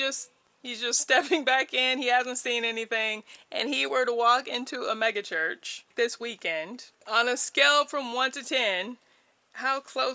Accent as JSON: {"language": "English", "country": "United States", "said": "I am American, but I'm not who our Constitution was written for."}